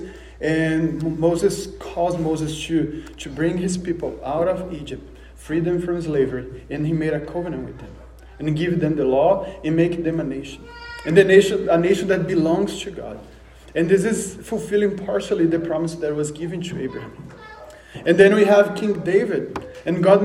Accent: Brazil; moved away; I'm from Brazil, so you might notice the accent

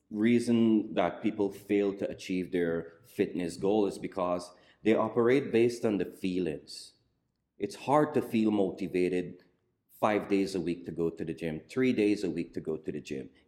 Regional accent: Guyana; As a kid growing up in Guyana, like the kids in the Western society

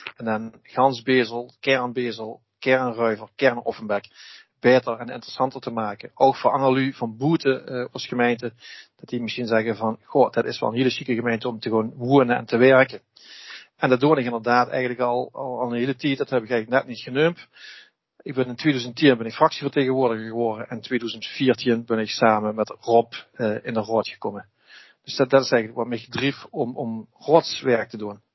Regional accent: Beesel, Limburg, Netherlands; ik ben een Lim, een Bezelse, ik ben een Limburger en ik ben een Nederlander en ik ben geen Hollander.

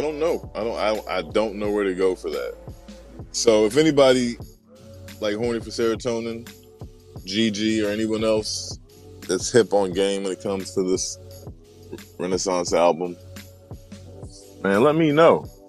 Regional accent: Memphis, Tennessee, United States; I'm from Memphis, Tennessee.

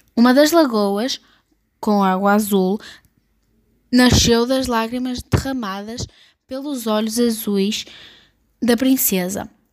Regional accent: Portugal; sou de Portugal

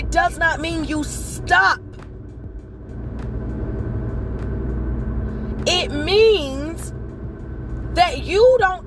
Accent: High Point, North Carolina, United States; born and raised in High Point, North Carolina

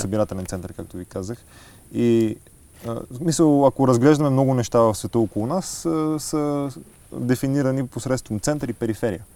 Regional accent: Sofia, Sofia City, Bulgaria; географски съм роден в София, но духом съм от Благоевград.

